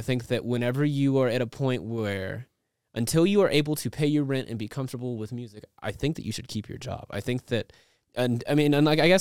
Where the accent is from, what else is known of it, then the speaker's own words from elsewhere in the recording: Amarillo, Texas, United States; I grew up in Amarillo, Texas, and there was no dubstep in Amarillo, Texas